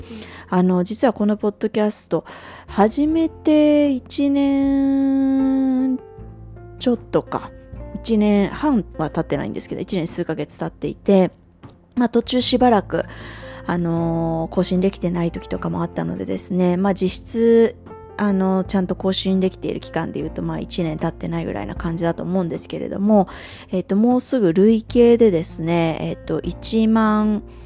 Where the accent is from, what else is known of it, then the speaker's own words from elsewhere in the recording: Japan; moved away; also born or lived in Singapore; 日本に帰ってくる